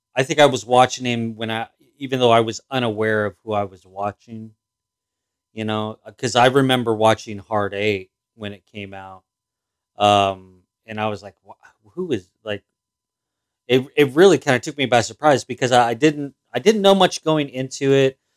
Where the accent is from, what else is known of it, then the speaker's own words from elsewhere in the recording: outside Los Angeles, California, United States; I didn't grow up in L A. I grew up outside